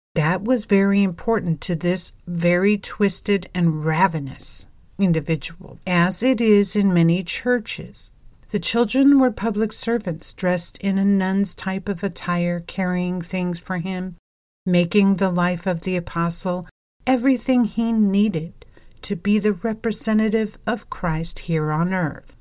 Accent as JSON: {"language": "English", "region": "California", "country": "United States", "said": "my home state"}